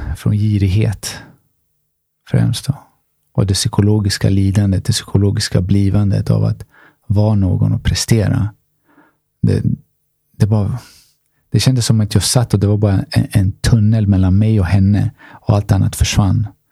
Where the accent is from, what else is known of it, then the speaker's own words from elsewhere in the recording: Stockholm, Stockholm County, Sweden; Jag är från Tensta, Rinkeby